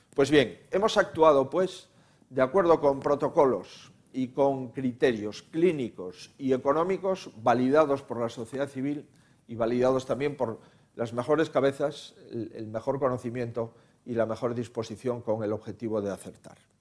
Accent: Galicia, Spain

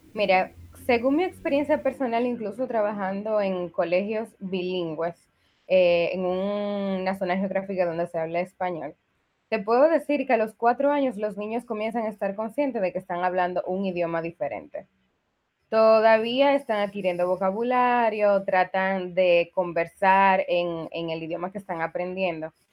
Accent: Dominican Republic; soy dominicana. Eh, estudié aquí en República Dominicana

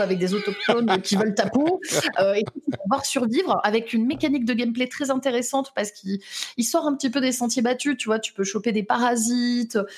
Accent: Lyon, Auvergne-Rhône-Alpes, France; je suis lyonnaise

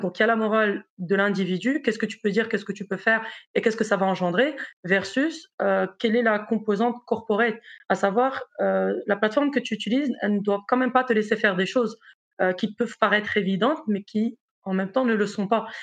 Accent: Morocco; moved away as an adult; also born or lived in South Africa / Brazil / United States / France; now in Belgium; je suis marocaine

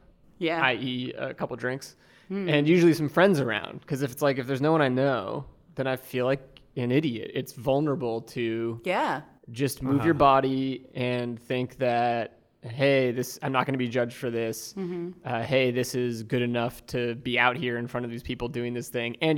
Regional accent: New England, United States; I'm from New England

